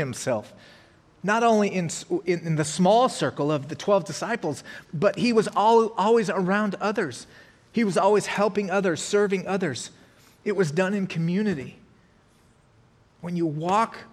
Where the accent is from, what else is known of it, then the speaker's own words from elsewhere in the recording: Colorado, United States; moved away; I'm from Colorado, so when I drive back there